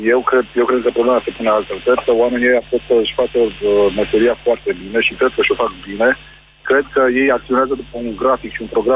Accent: Craiova, Dolj, Romania; eu sunt din Craiova, nu sunt din București

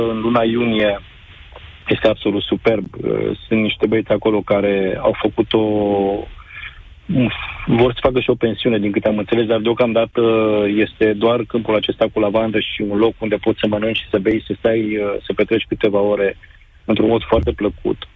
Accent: Reșița, Caraș-Severin County, Romania; now in Timișoara, Romania; Sunt din Reșița, dar acum sunt în Timișoara în momentul acesta.

